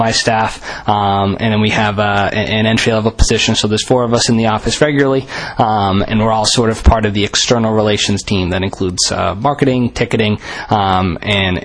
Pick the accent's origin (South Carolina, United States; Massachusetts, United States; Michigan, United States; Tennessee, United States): Massachusetts, United States; Haverhill; I'm from Haverhill, Massachusetts originally, so a local kid